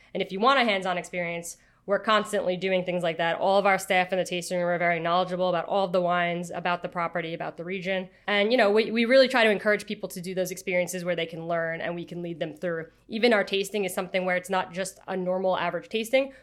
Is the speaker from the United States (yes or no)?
yes; Long Island, New York, United States; somebody who is born and raised on Long Island